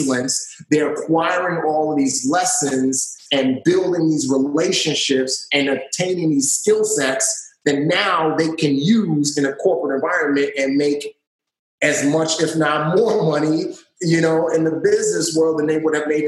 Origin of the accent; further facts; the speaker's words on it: New York City, New York, United States; growing up in the Bronx